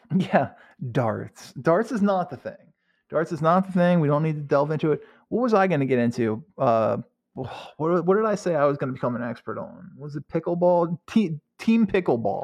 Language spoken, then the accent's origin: English; United States; I'm an American